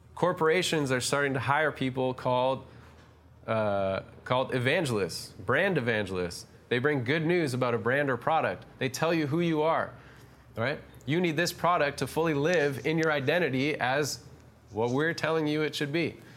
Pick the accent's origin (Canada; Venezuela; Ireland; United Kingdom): Canada; also born or lived in Toronto; we're Canadian